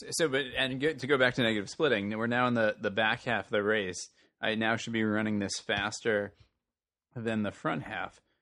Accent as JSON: {"language": "English", "town": "Long Island City", "region": "New York", "country": "United States", "tie": "born or raised there", "said": "my hometown, Long Island City, where I grew"}